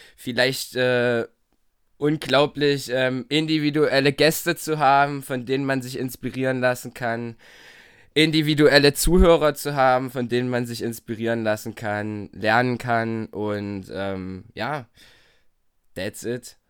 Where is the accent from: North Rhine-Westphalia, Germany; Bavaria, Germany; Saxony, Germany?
Saxony, Germany; Torgau; born or raised there; also born or lived in Bitburg